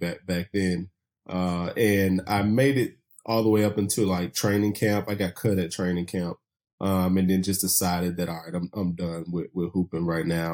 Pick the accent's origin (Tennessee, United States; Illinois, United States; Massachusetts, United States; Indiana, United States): Tennessee, United States; Chattanooga; moved away as an adult; also born or lived in Bluefield, Virginia / Atlanta; I'm originally from Chattanooga, Tennessee, born and raised